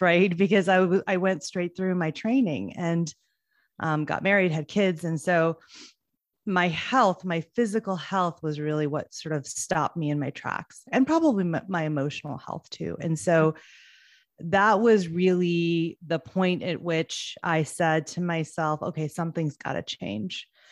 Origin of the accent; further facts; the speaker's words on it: United States; I am first generation here in the States. My parents immigrated from India